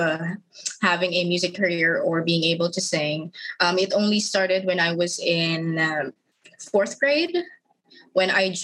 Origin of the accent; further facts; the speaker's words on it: Philippines; I'm a Filipino artist.